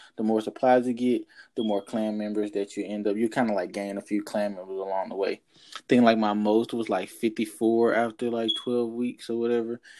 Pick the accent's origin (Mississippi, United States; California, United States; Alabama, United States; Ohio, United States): Mississippi, United States; Jackson; now in Houston, United States; my hometown, like little old Jackson, Mississippi